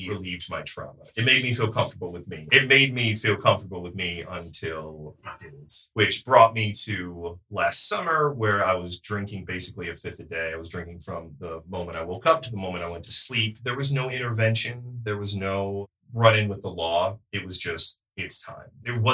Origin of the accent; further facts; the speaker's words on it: Michigan, United States; now in Austin, United States; I'm originally from Michigan. I was raised really poor in a really strict Christian household